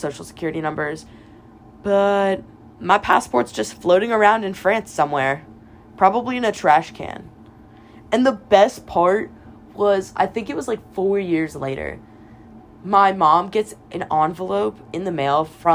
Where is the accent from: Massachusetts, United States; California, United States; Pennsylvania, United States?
Pennsylvania, United States; moved away as an adult; now in Alabama, United States; I'm from Pennsylvania